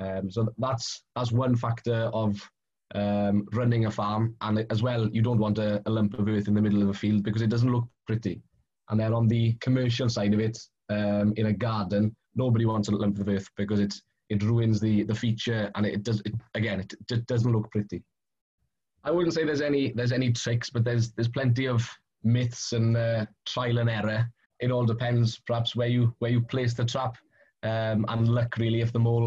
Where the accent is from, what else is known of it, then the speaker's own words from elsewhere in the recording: Carmarthenshire, South Wales, United Kingdom; I come from Carmarthenshire, South Wales.